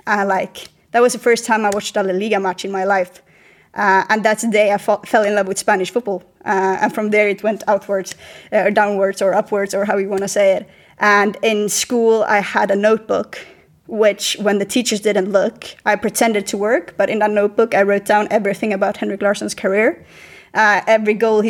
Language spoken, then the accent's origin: English; just outside of Malmö, Skåne, Sweden; now in Spain; I grew up just outside of Malmö, where everyone supports Malmö FF